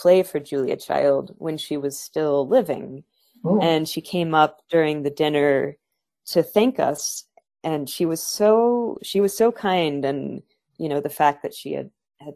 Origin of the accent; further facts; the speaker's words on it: Santa Fe, New Mexico, United States; I'm currently based in my hometown of Santa Fe, New Mexico